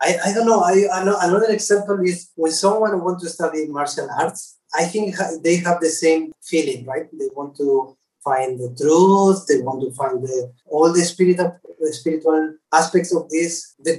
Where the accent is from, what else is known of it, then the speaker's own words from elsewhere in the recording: Argentina; born there; English is a second language; I am totally agree with that because I was born in Argentina. I am Spanish. And I have some kind of roots, Native American, from the South America.